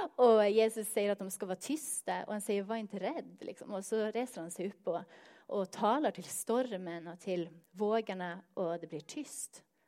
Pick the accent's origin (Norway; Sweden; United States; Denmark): Norway; Northern Norway; Swedish is a second language; moved away; jag kommer från norra Norge